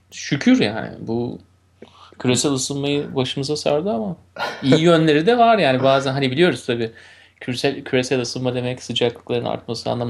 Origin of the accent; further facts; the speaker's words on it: Turkey; Güzelim Türkiye ile evet başlayalım. Memleketimle.